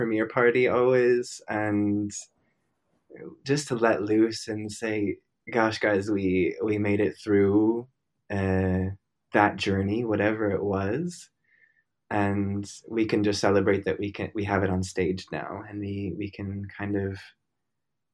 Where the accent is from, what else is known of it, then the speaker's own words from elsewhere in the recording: Minnesota, United States; moved away; I was born and raised in Minnesota